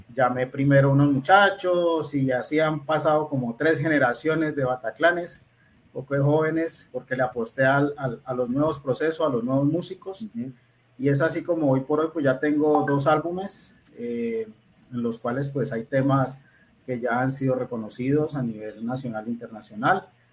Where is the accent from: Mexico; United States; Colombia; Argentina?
Colombia; Cali, Valle del Cauca; also born or lived in Buenaventura; yo pues nací aquí en Cali, mm, viví un tiempo en Buenaventura